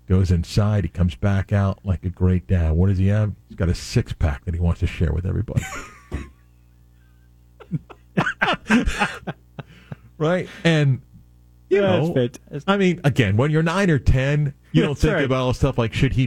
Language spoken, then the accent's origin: English; South Florida, United States; also born or lived in New York; So I grew up in South Florida, born in New York, grew up in South Florida